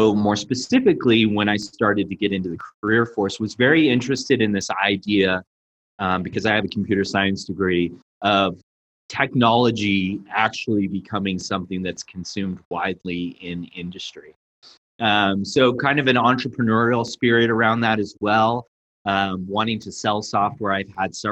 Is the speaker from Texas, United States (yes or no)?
no; Colorado, United States; moved away as an adult; also born or lived in Silicon Valley, California; born and raised in Colorado, did my time in the Silicon Valley and moved back to Colorado.